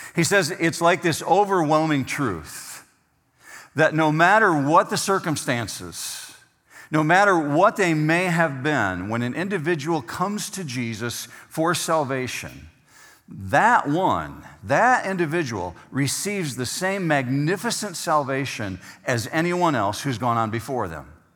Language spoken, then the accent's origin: English; Whitehall, Michigan, United States; moved away as an adult; now in Arizona, United States; the area where I grew up in Whitehall